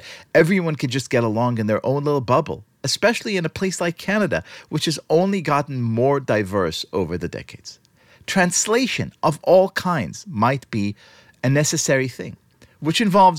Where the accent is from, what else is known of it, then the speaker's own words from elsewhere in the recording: New York, United States; I'm a New Yorker